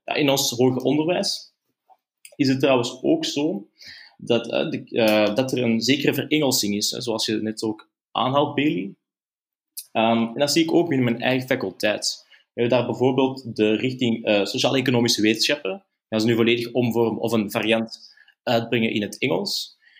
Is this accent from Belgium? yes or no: yes; Antwerp, Flanders, Belgium; ik ben zelf van Antwerpen